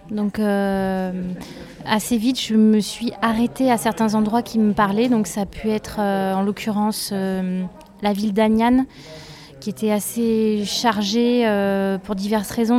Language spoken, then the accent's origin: French; Drôme, Auvergne-Rhône-Alpes, France; also born or lived in Ardèche; moi je viens de la Drôme et du coup euh, c'est un endroit où il y a beaucoup de rivières. Enfin, je suis à la fois dromoise et ardéchoise